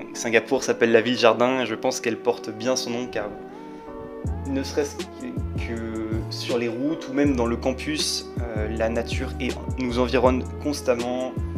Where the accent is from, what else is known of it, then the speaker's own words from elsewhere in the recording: Paris, Île-de-France, France; moved away as an adult; en tant que Parisien euh, depuis ma plus tendre enfance